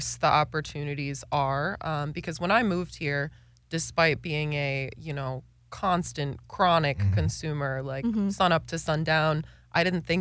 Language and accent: English; Wisconsin, United States; moved away; Very rural Wisconsin. Very small town Wisconsin